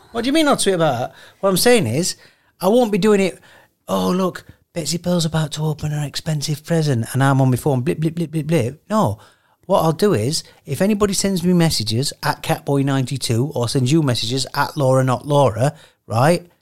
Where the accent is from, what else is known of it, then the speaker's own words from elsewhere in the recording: Sheffield, Yorkshire and the Humber, United Kingdom; I'm from Sheffield.